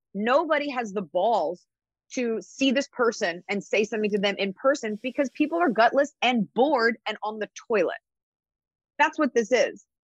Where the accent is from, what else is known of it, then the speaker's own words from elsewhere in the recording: Dallas, Texas, United States; also born or lived in New York; I was raised in Dallas, Texas